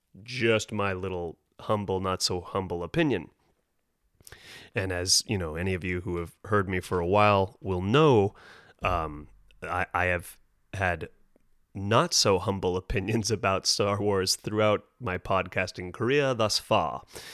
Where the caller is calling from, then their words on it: Los Angeles, California, United States; Now, of course, I'm speaking from Los Angeles, California